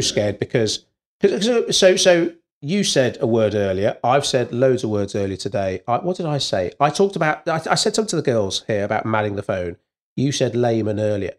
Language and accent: English; Wales, United Kingdom; being Welsh